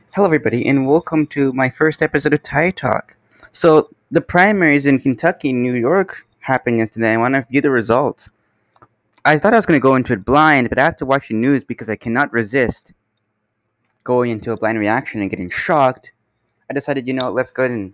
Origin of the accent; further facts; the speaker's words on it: Canada; I'm here from Canada